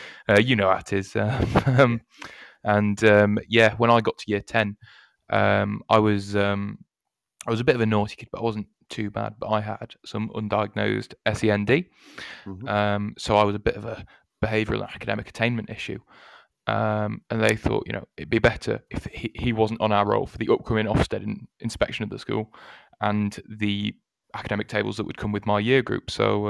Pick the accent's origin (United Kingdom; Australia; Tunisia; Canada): United Kingdom; Mansfield, East Midlands; I'm from Mansfield, which is just in the East Midlands in the UK.